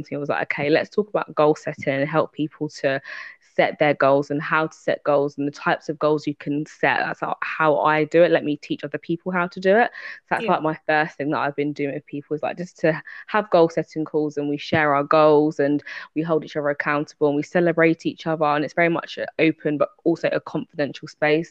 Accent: United Kingdom; accent: British; I am from the United Kingdom, as you can tell by my accent. I'm very much British.

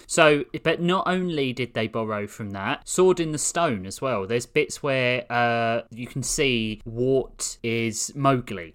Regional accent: London, United Kingdom; accent: southeast London; I was born in Greenwich in the southeast

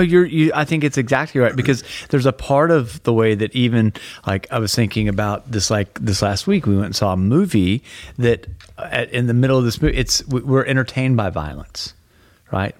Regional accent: Texas, United States; I'm from Texas

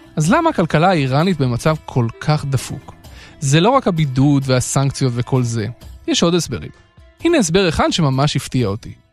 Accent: Israel; ישראלים כמוני שנולדו אחרי המהפכה

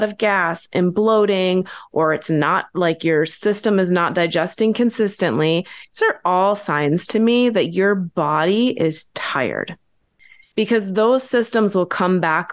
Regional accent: Midwest, United States; I'm born and raised in the Midwest.

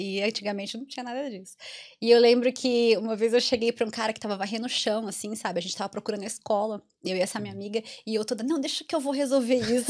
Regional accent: Americana, São Paulo, Brazil; accent: interior of São Paulo (caipira R); moved away as an adult; also born or lived in Mato Grosso do Sul; now in Ireland; sou do interior, como dá para perceber bem no meu, no meu sotaque

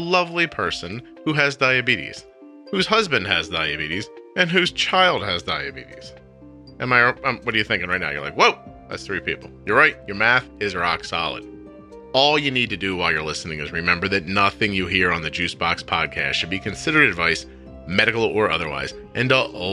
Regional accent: Northeast, United States; accent: Northeast; my Northeast accent

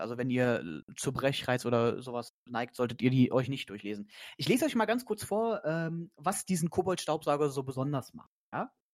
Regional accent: Brandenburg, Germany; moved away; ich komme ja aus Brandenburg äh, gebürtig

